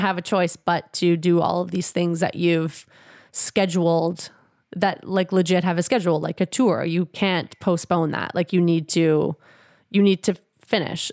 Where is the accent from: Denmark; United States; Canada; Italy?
Canada; Edmonton, Alberta; moved away as an adult; now in Winnipeg, Canada; I grew up in Edmonton, but I did live in Winnipeg for a couple years when I was in grade two and three